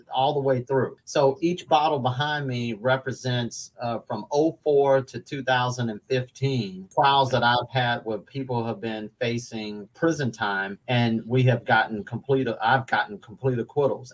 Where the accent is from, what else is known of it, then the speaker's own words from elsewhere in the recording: Atlanta, Georgia, United States; moved away as an adult; now in Louisville, United States; I'm originally from Atlanta, Georgia, born and raised, lived there until I was 20, moved here in 95 ish